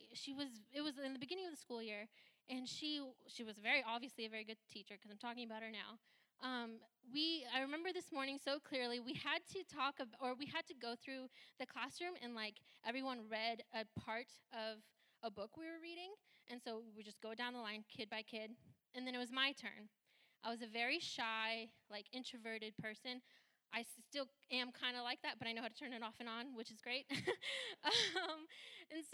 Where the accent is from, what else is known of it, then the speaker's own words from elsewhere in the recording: Santa Rosa, California, United States; first language Hindi; English is a second language; I grew up in Sonoma County. I was born and raised in Santa Rosa